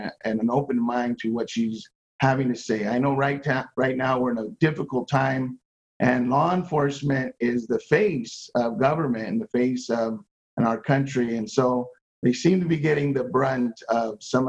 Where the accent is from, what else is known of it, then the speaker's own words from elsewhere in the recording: Los Angeles, California, United States; moved away as an adult; now in Las Vegas, United States; I grew up in Los Angeles, been here 23 years